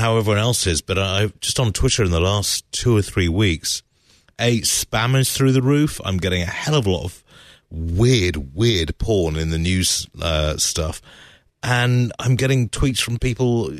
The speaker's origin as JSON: {"language": "English", "country": "United Kingdom", "said": "being British"}